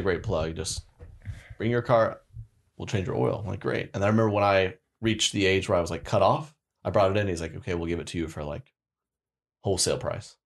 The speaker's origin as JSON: {"language": "English", "region": "Oklahoma", "country": "United States", "tie": "born or raised there", "moved": "yes", "said": "I went to, back to Oklahoma, born and raised"}